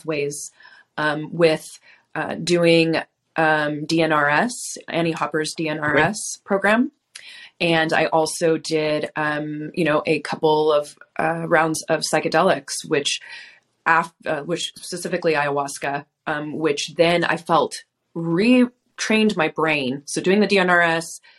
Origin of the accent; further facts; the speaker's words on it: Southern California, United States; I grew up in Southern California.